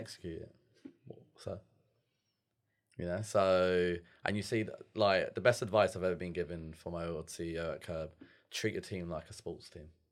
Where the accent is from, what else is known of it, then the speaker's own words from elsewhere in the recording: London, United Kingdom; I'm from London